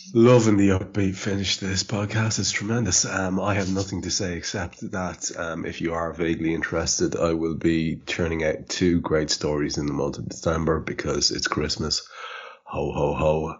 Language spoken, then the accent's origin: English; Ireland; as an Irishman